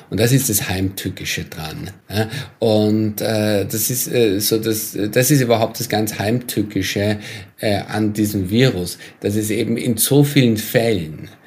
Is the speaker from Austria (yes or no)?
yes; Austria; beispielsweise mit meinem Heimatland, mit Österreich, ne? wo ja die Inzidenzen wahnsinnig hoch waren, wahnsinnig äh, spät agiert wurde